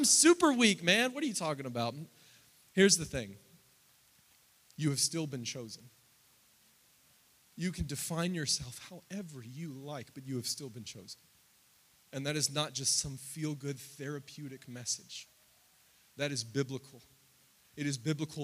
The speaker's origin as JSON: {"language": "English", "country": "United States", "tie": "born or raised there", "said": "I grew up in the American church. I am the American church"}